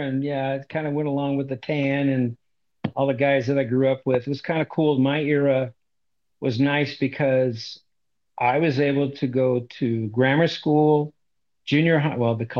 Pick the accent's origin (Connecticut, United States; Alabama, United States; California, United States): California, United States; Southern; Well, I was born and raised in Southern California. So I grew up in the 50s. That's when I was born, and the 60s. And basically, I lived in the same house from age 5 to age